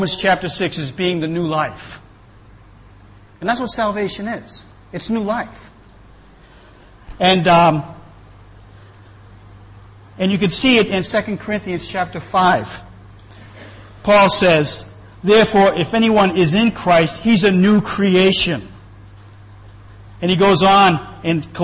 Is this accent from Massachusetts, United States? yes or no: yes; Boston, Massachusetts, United States; moved away; I'm from Boston. I've been here for quite a while